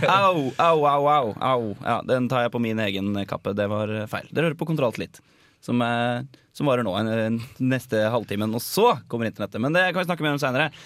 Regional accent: Norway; som nordmann og kontrollfrik

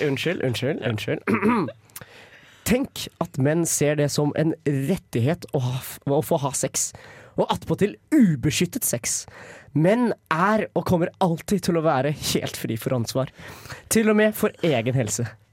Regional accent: Lillehammer, Innlandet, Norway; som stolt lillehamring

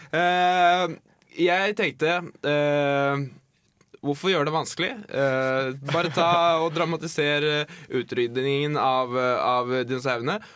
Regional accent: Eastern Norway, Norway; det er jeg som er fra Østlandet

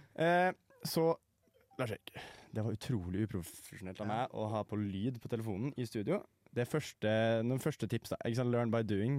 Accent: Trøndelag, Norway; Jeg er jo trønder

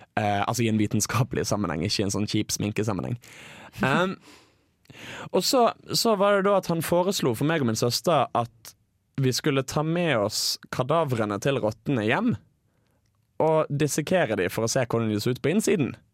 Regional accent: Bergen, Vestland, Norway; jeg går på et utested eh, hjemme i Bergen. Dette er året jeg er på folkehøyskole, så eh, jeg er hjemme i høstferien

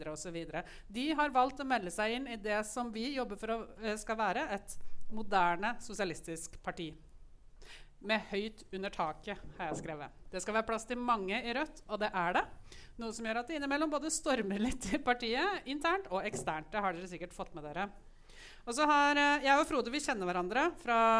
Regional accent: Lillehammer, Innlandet, Norway; Jeg kommer fra Lillehammer

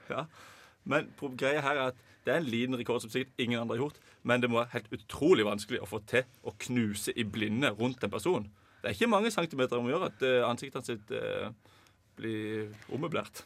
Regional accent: Mandal, Agder, Norway; Jeg kommer fra Mandal, helt sør i Norge

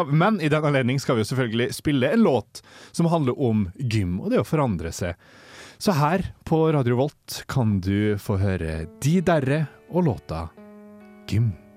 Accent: Molde, Møre og Romsdal, Norway; also born or lived in Oslo; Født i Oslo, oppvokst i Molde.

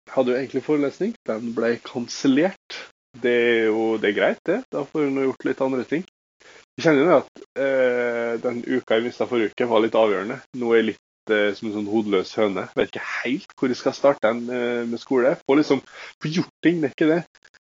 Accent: Molde, Møre og Romsdal, Norway; moved away; jeg har fastlege hjemme i Molde

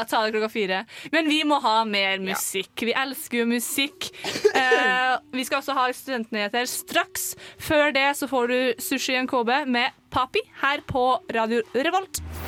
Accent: Trøndelag, Norway; vi som er trøndere.

